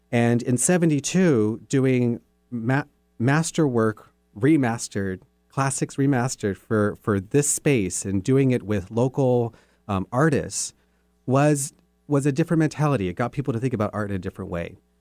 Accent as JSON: {"language": "English", "town": "Sierra Vista", "region": "Arizona", "country": "United States", "tie": "born or raised there", "also_born_or_lived": "New Mexico", "moved": "yes", "said": "I did my public schooling from elementary to high school in this town called Sierra Vista, Arizona"}